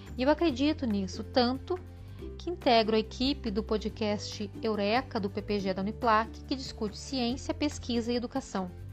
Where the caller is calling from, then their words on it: Lages, Santa Catarina, Brazil; eu falo de Laje, Santa Catarina